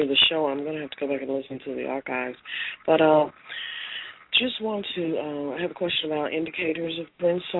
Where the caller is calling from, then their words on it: Tennessee, United States; I'm calling from Tennessee.